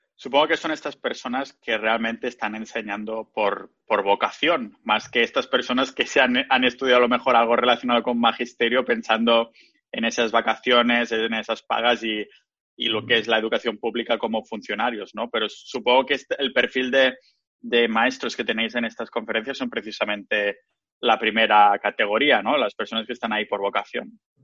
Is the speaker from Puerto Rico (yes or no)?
no; Spain; now in Estonia; del pueblo de la villa donde voy a España, mi ciudad natal